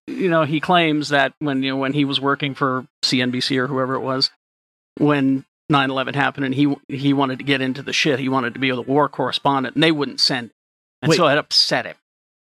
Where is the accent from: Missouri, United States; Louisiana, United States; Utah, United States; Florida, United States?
Utah, United States; born or raised there